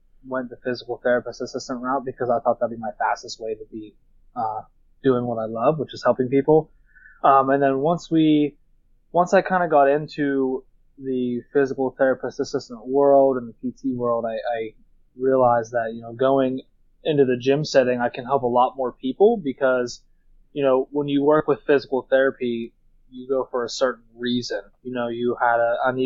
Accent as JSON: {"language": "English", "town": "Duncansville", "region": "Pennsylvania", "country": "United States", "said": "I'm from Duncanville, Pennsylvania, central PA, kind of by Altoona"}